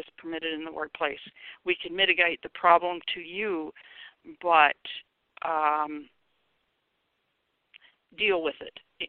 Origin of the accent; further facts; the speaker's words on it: Seattle, Washington, United States; I grew up in Seattle